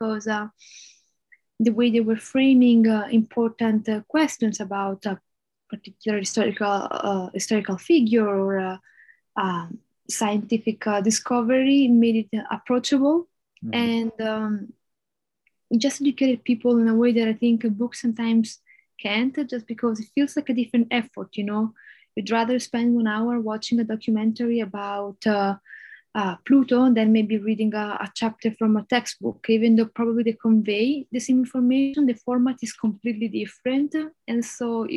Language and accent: English; Florence, Tuscany, Italy; first language Italian; English is a second language; moved away as an adult; also born or lived in Denmark; growing up in Florence meant that I was surrounded by art and architecture all my life